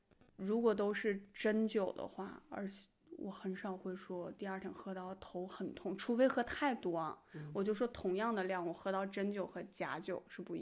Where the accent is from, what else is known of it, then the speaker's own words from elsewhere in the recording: China; 对，这也是可能很多就是我们中国人很喜欢它的原因。